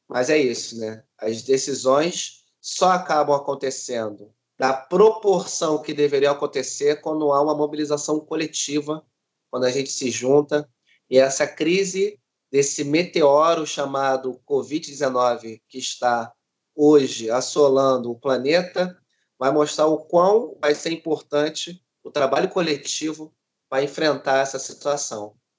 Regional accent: Rio de Janeiro, Brazil; sou cria aqui da Maré

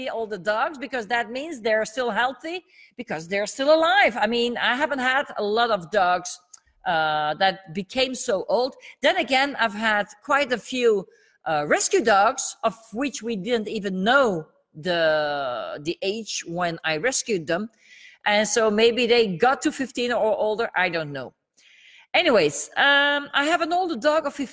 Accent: Belgium; first language Dutch; English is a second language; English is not my mother tongue. I'm from Belgium. and my mother tongue is Dutch.

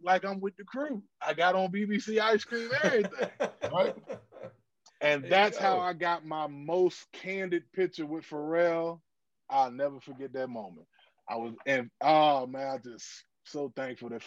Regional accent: Virginia, United States; I'm from Virginia

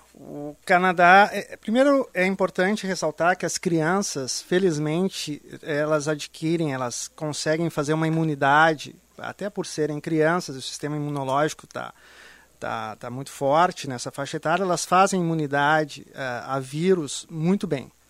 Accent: Brazil; moved away; eu sou brasileiro, apesar de morar lá, eu tenho esse sentimento de carinho e amor pela minha terra

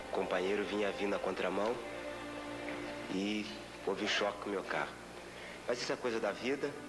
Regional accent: Brazil; representei as cores verde e amarela do meu país

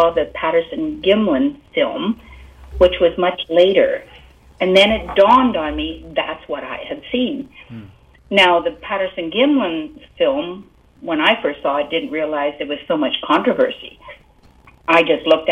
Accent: South Porcupine, Ontario, Canada; I was born and raised in South Porcupine. If you want to know, that's near Timmins.

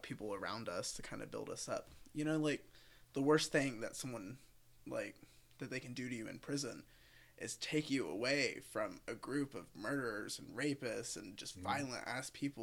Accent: Oconee County, Georgia, United States; I grew up in Oconee County, which is a couple miles down the road

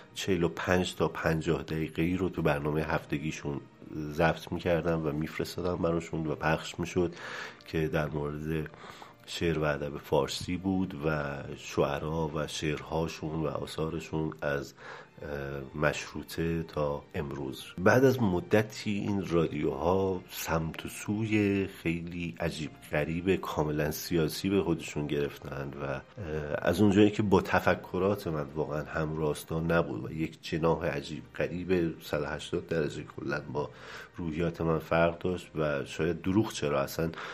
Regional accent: Tehran, Tehran Province, Iran; در بیمارستان مدانی تهران به دنیا آمدم و از همون موقع تا الان هم در همین جا مشغول و زندگی هم

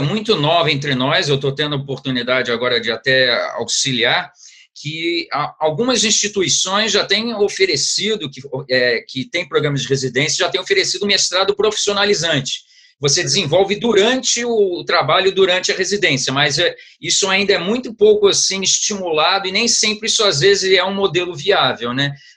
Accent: Rio de Janeiro, Brazil; also born or lived in Niterói; eu fiz minha formação é, inicial toda no Rio de Janeiro, onde, eu, onde, onde minha família, onde, eu, onde eu nasci de qualquer forma

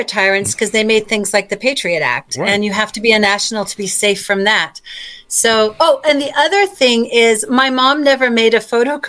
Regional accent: South Africa; born there; And he's a U.S. national, but I'm not. He right. was born in Australia. I was born in South Africa.

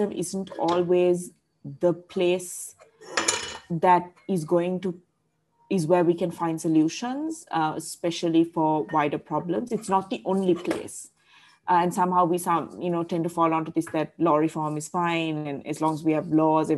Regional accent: Colombo, Western Province, Sri Lanka; also born or lived in Sydney, Australia; I grew up in Colombo

